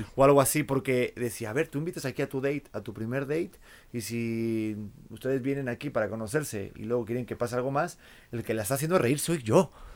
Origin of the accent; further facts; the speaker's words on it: Spain; accent: Spanish; moved away; al propio acento mío, el, español